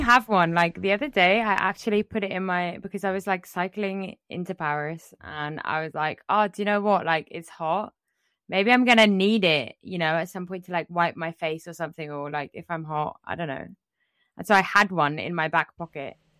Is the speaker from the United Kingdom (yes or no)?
yes; England, United Kingdom; growing up in England